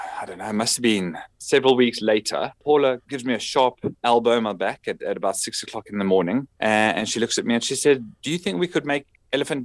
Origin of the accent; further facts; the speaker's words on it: South Africa; moved away as an adult; also born or lived in United Kingdom; I'm South African. We were living in the UK and we had been there for 17 years